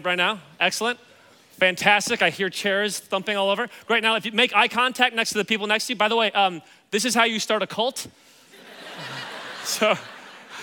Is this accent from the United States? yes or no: yes; Kansas City, United States; moved away as an adult; now in Los Angeles, United States; I grew up in Kansas City